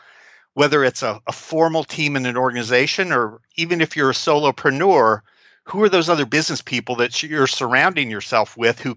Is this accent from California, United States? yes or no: no; Kansas City, Missouri, United States; we're both from Kansas City